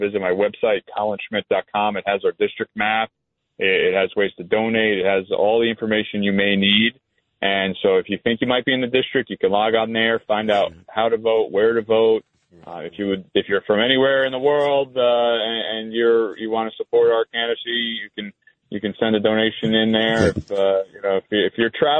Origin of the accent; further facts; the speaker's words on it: Montgomery, New York, United States; Montgomery, New York, my hometown